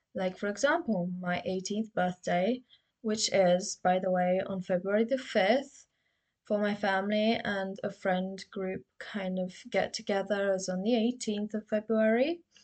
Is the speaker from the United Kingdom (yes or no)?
yes; United Kingdom; I've been insecure about my accent so, you know, I'm from the UK.